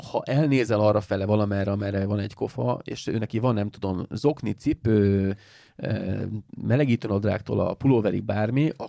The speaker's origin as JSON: {"language": "Hungarian", "country": "Hungary", "said": "Kérdezte tőlem, hogy honnan jöttem. Ez a, Where are you come from? Mondom, from Hungary."}